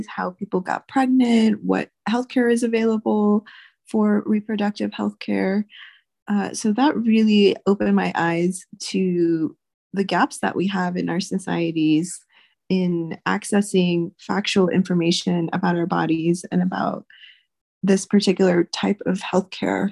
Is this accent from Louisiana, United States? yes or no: yes; Louisiana, United States; now in New Mexico, United States; I grew up in Louisiana